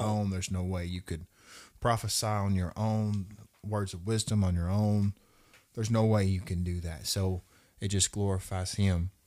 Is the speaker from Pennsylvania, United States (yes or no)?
no; Russellville, Arkansas, United States; I come from Russellville, Arkansas.